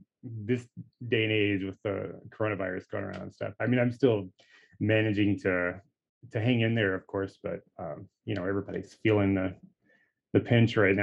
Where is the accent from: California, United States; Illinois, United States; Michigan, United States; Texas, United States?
Texas, United States; now in Oregon, United States; I'm originally from Texas. I live in Oregon right now.